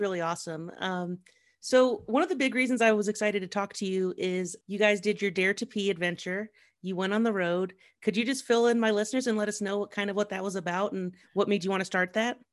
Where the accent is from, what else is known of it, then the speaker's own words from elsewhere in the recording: Columbus, Ohio, United States; also born or lived in Manhattan, New York; Columbus, my hometown